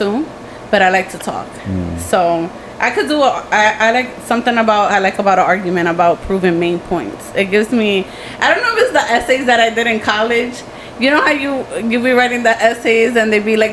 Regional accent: New York City, New York, United States; also born or lived in Philadelphia, Pennsylvania; I'm from the Bronx

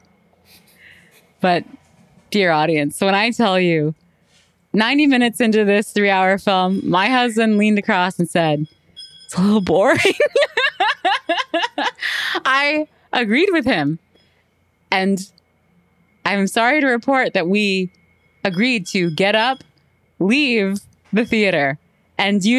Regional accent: Canada; We're Canadian

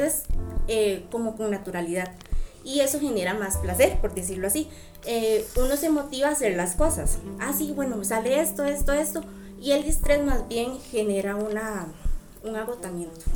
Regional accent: Tierra Blanca, Cartago, Costa Rica; soy de Tierra Blanca

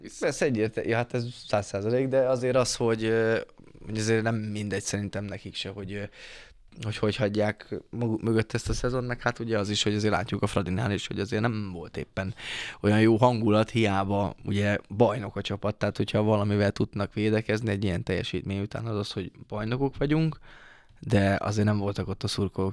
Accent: Debrecen, Hajdú-Bihar, Hungary; debreceni vagyok

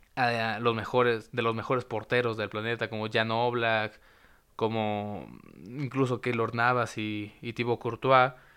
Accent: Mexico; estamos cuidando como mexicanos

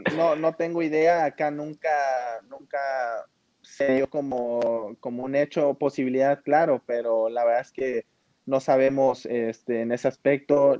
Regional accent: Mexico; como mexicano

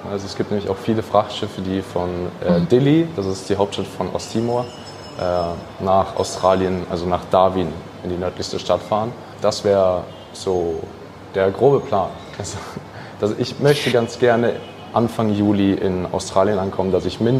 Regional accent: Iran; Äh, als Iraner, wenn du da in irgendein Land bist, hast du dann Riesenprobleme.

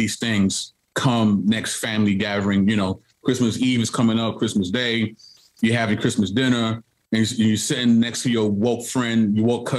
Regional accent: New York City, New York, United States; I'm born and raised in Brooklyn, New York

